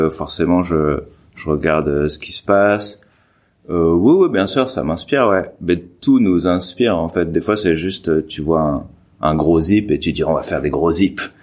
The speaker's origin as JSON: {"language": "French", "region": "Normandy", "country": "France", "said": "je suis de Normandie"}